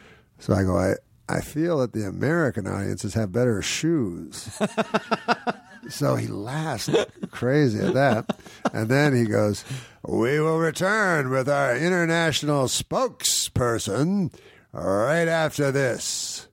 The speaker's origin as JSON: {"language": "English", "town": "Quebec City", "region": "Quebec", "country": "Canada", "said": "So I was from Canada, the least international country."}